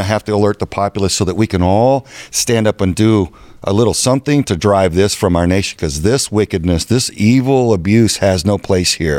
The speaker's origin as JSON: {"language": "English", "region": "Texas", "country": "United States", "moved": "yes", "lives_now": "Arizona, United States", "said": "I'm from Texas. This is my home"}